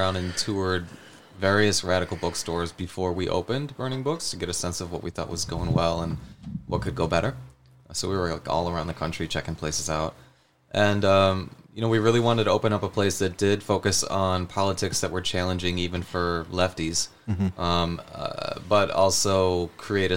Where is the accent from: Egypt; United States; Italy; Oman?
United States; Buffalo, New York; I'm from Buffalo. I haven't always lived here, but I live here now